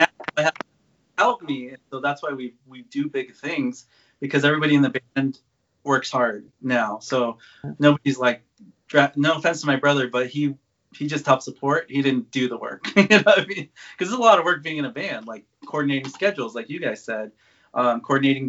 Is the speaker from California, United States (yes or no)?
yes; Anaheim, California, United States; I live an hour from Disneyland here. I'm from Anaheim